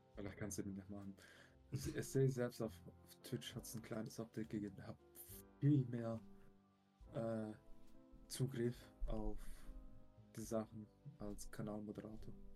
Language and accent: German; Switzerland; bei uns in der Schweiz